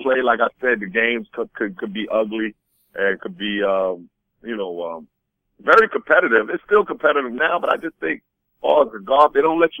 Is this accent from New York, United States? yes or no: yes; New York, United States; also born or lived in Boston; now in Florida, United States; I grew up in New York